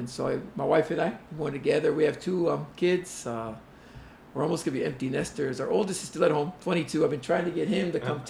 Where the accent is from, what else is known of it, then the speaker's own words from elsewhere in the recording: Laie, Hawaii, United States; also born or lived in Honolulu; I grew up out there in Laie. Went to Kauku High School, North Shore country boy. Went to law school later on, and that's when I made the transfer to town, became a townie back in early 2000